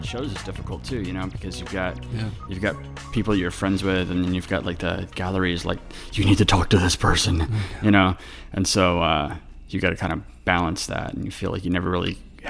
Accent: North Carolina, United States; also born or lived in San Diego / Colorado; now in Richmond, United States; primarily I grew up in North Carolina, but I was born in San Diego, and then I lived in Colorado for a little bit when I was a kid, and then, but primarily I grew up in North Carolina.

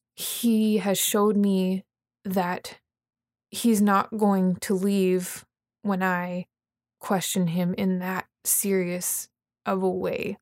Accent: Vernon, British Columbia, Canada; moved away; I'm from Vernon, British Columbia, Canada

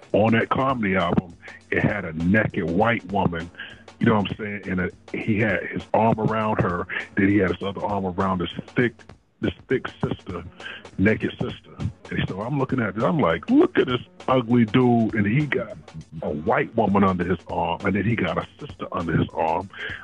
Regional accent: South Carolina, United States; also born or lived in Fayetteville, United States; First of all, I'm from Fayetteville. I was actually born in Fort Bragg. And, you know, I live many places. You know, both of my parents is in the military, so I've been around. When my parents split, that's when we came to South Carolina and was raised by our grandmother.

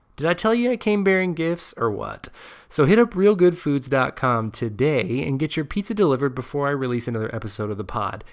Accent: United States

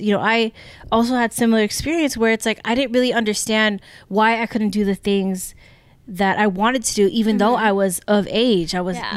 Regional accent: United States; we grew up in America

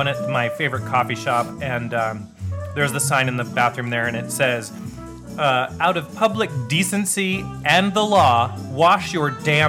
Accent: United States; as an American

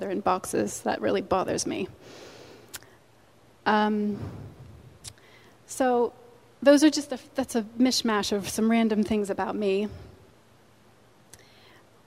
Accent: Pennsylvania, United States; moved away; also born or lived in England; I'm originally from Pennsylvania

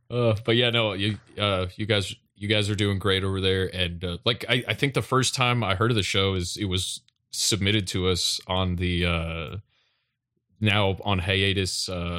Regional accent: Tennessee, United States; We are vacationing right now in Honolulu. But we are actually from Tennessee.

